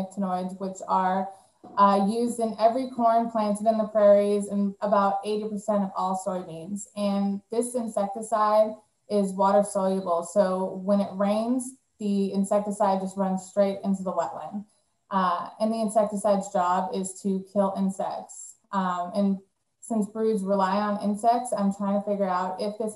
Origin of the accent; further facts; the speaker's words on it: Northern California, United States; moved away as an adult; now in Louisiana, United States; I'm from Northern California